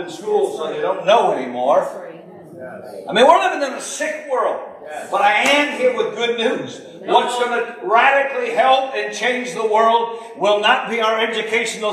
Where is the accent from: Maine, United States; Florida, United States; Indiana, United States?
Maine, United States; I'm from Maine